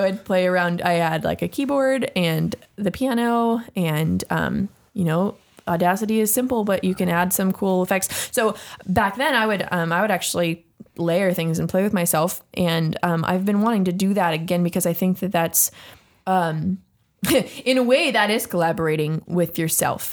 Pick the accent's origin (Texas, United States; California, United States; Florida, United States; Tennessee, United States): California, United States; San Jose; we were born and raised in Willow Glen, California